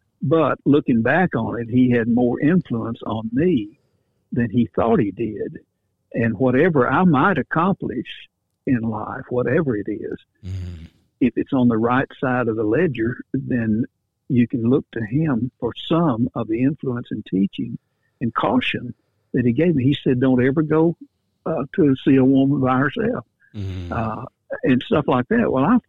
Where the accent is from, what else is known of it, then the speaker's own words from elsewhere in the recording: Paris, Tennessee, United States; where I grew up in Paris, Tennessee.